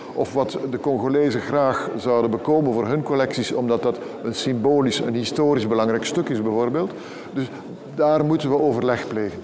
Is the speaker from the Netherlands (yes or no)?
no; Belgium; we als Belgen